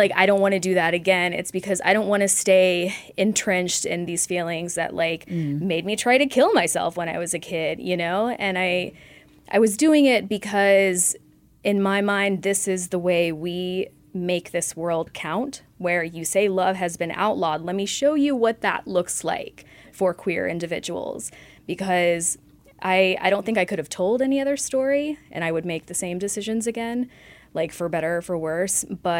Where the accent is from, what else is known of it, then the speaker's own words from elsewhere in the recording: Oxford, Mississippi, United States; Because I grew up in Mississippi. And like, Oxford, Mississippi, which is not the smallest town, but there's no comic shop. There's an art scene. There's no queer scene in Mississippi.